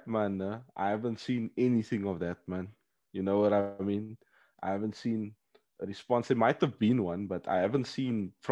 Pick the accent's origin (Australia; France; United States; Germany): France; Paris, Île-de-France; oh, bro, when I grew up in the Parisian